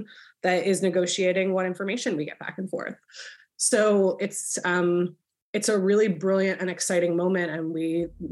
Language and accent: English; New Jersey, United States; also born or lived in Philadelphia, United States; my parents' house that I grew up in South Jersey